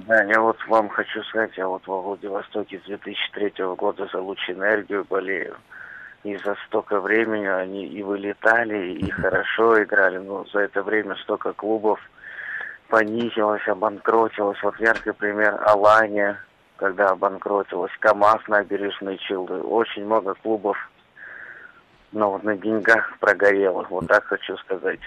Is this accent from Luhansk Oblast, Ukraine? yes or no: yes; Luhansk, Luhansk Oblast, Ukraine; Я из Луганска